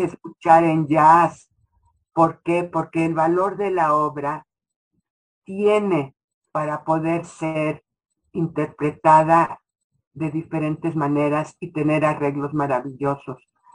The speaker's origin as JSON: {"language": "Spanish", "country": "Mexico"}